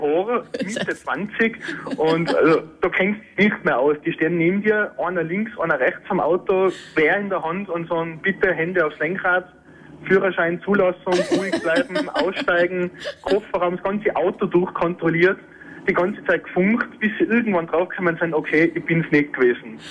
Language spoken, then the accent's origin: German; Tyrol, Austria; ich bin aus Tirol, mit einem Unterländer Kennzeichen